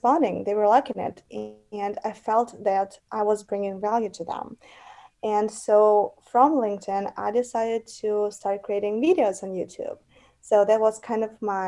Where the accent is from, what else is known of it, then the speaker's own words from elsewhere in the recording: Russia; now in United States; I'm from United States, original from Russia, but I live in the United States.